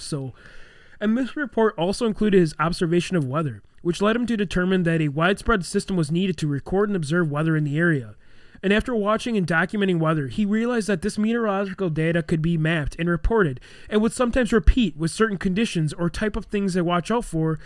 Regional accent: Elkhorn, Wisconsin, United States; also born or lived in Beloit; we grew up in Elkhorn when the Bray Road Beast was going on

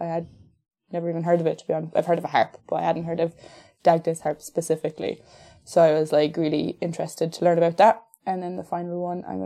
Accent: Kilkenny, Leinster, Ireland; I'm 24 years old and I'm from Kilkenny

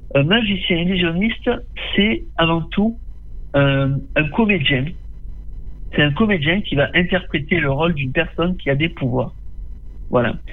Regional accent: Tarascon, Provence-Alpes-Côte d'Azur, France; born or raised there

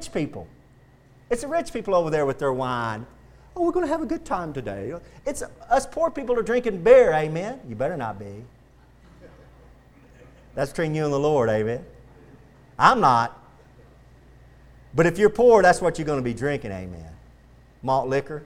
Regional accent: Texas, United States; I'm going to die a Texan, and I'm proud to be a Texan

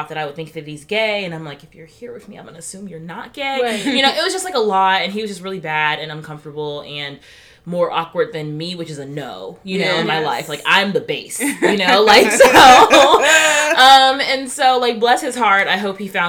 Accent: Alabama, United States; moved away; I'm from Alabama originally

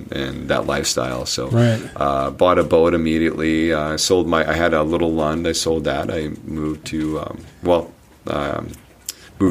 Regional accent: Indiana, United States; moved away as an adult; also born or lived in southern Minnesota; now in Bemidji, United States; I'm from Indiana. I moved to southern Minnesota, after high school and all that, and then moved to Bemidji.

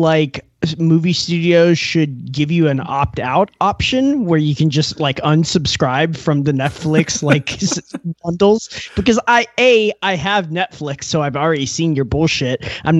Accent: United States; I guess as an American, I'm very used to the depiction of racism in America

